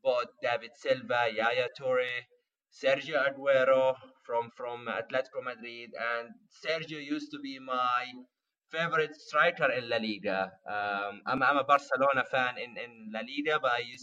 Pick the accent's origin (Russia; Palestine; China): Palestine; moved away as an adult; now in Amsterdam, Netherlands; I am originally Palestinian, and I moved to the Netherlands 5 years ago